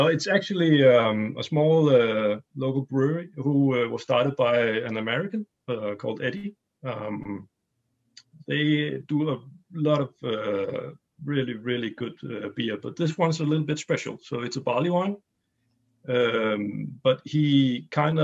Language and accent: English; small city just outside of Copenhagen, Capital Region of Denmark, Denmark; I'm from Denmark, small city just outside of Copenhagen.